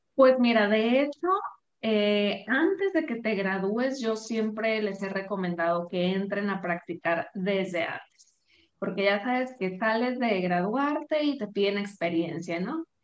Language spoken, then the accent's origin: Spanish; Sinaloa, Mexico; moved away as an adult; now in Guadalajara, Mexico; yo soy de Sinaloa, pero vivo ahorita en Guadalajara, ya tengo más de dos años aquí.